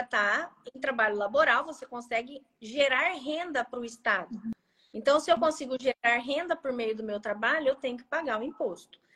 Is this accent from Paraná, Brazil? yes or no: yes; Maringá region, Paraná, Brazil; eu sou da região de Maringá, aqui no uhum. Paraná